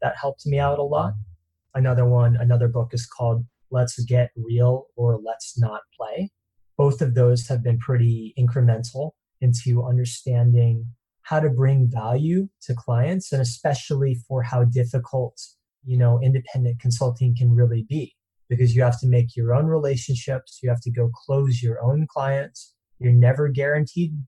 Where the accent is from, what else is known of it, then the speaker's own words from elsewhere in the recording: East Coast, United States; now in Santa Monica, United States; originally grew up on the East Coast